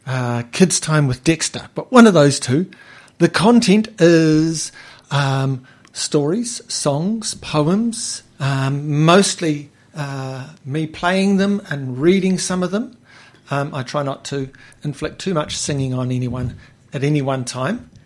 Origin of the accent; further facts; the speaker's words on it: Taradale, Hawke's Bay, New Zealand; I grew up here in Hawke's Bay, over in not far from Green Meadows. I lived in a lovely little neighbourhood called Jervis Town